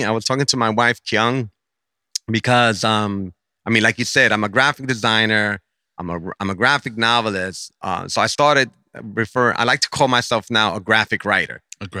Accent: New York City, New York, United States; So I grew up in Nueva York. You know, I came from a single parent household. My mom was constantly moving from place to place.

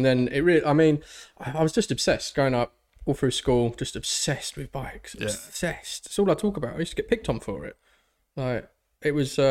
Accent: London, United Kingdom; growing up in North London

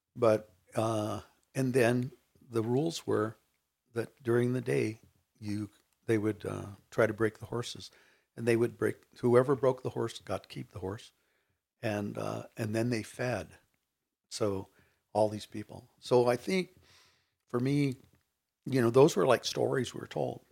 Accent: Rubidoux, California, United States; I grew up in Rubidoux, California

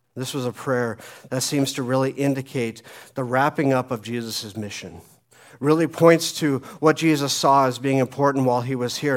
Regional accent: Phoenix, Arizona, United States; moved away as an adult; also born or lived in Colorado; I was raised uh, in Phoenix, lived there until I was about 25

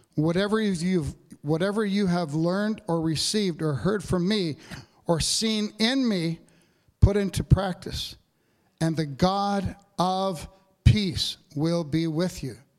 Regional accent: Capreol, north of Sudbury, Ontario, Canada; moved away; I go home for Christmas, uh, to my hometown, Cape Peril, north of Sudbury

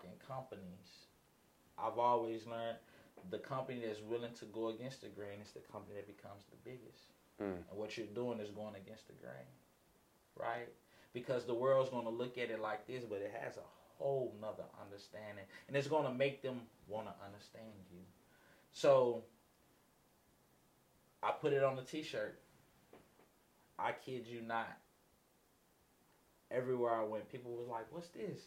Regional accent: Los Angeles, California, United States; I grew up in Los Angeles, California

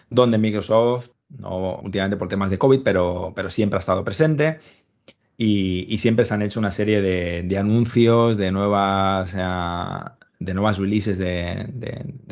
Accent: Madrid, Community of Madrid, Spain; Y me ha pasado también, estando en Madrid, que es de donde soy, me han preguntado si, era argentino, porque tenía un acento raro.

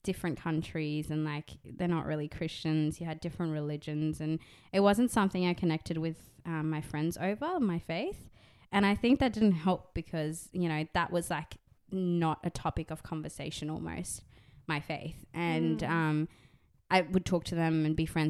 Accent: Dubai, United Arab Emirates; moved away as an adult; now in Sydney, Australia; I grew up in Dubai. I was born there

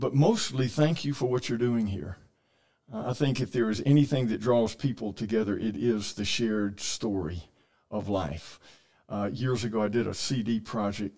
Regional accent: Columbus, Georgia, United States; also born or lived in Bay Minette, Alabama; I grew up here in Columbus, in the Columbus area

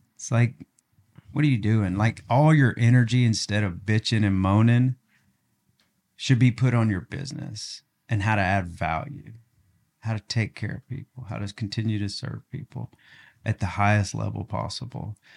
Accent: Augusta, Arkansas, United States; now in Northwest Arkansas, United States; I'm from Augusta. It's just like a little farm town

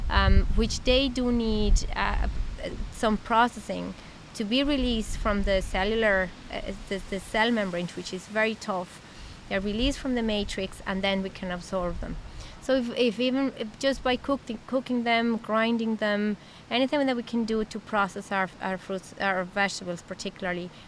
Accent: Mexico; English is a second language; Um, well, I'm from Mexico. I'm an internal medicine doctor. I did internal medicine in uh, Mexico

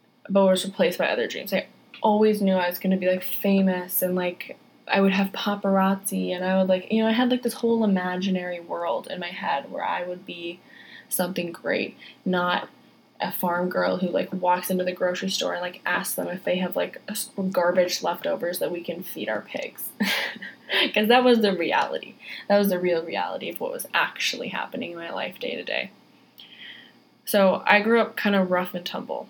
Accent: Wisconsin, United States; moved away as an adult; I'm from Wisconsin originally. That's where I was born. And I'm the oldest of 8 kids. And we all lived on a farm.

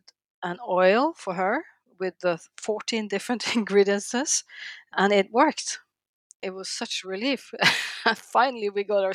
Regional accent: Norway; also born or lived in The Hague, Netherlands; I'm from Norway.

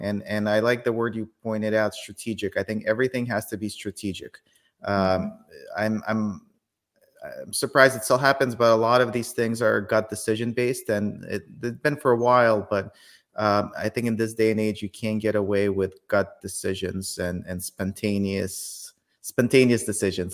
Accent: Kyiv, Ukraine; now in United States; I was born in Kyiv, Ukraine

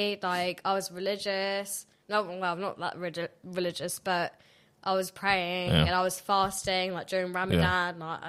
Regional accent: Sussex, South East England, United Kingdom; also born or lived in Bangladesh

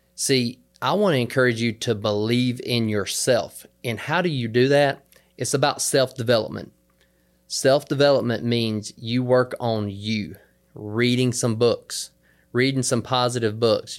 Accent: the South, United States; I'm from the South, so down here in the South

